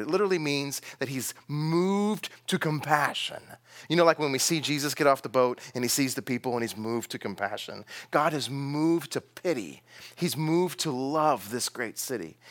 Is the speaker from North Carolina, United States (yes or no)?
no; Texas, United States; I'm from Texas